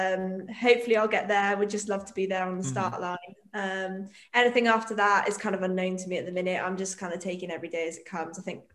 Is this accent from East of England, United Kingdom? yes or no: no; Wales, United Kingdom; also born or lived in Bath; I'm Welsh